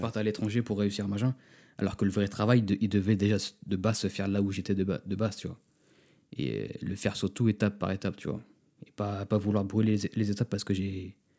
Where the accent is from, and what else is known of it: France; also born or lived in Los Angeles